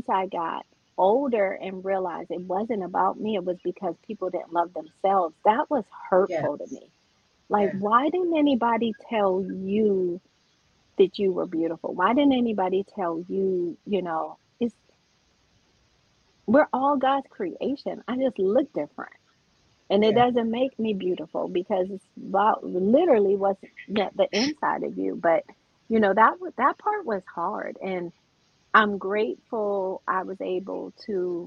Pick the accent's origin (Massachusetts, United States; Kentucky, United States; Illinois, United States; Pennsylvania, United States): Pennsylvania, United States; also born or lived in Brooklyn, New York; I'm originally born in Brooklyn, New York. You can't say I don't have an accent because I was raised in Pennsylvania